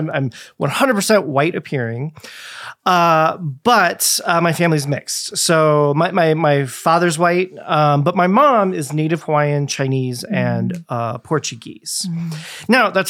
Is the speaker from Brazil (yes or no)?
no; Germany; born there; I was born in Germany. And lived a few places in Germany. I went to first through third grade in Germany.